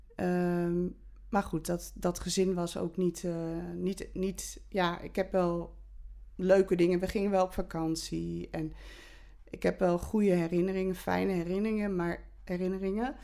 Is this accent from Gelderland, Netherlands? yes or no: no; Olst, Overijssel, Netherlands; ik ben in Olst geboren